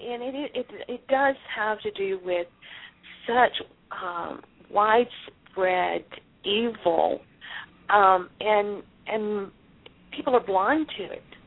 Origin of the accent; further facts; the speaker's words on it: Galveston, Texas, United States; I was born in Galveston, Texas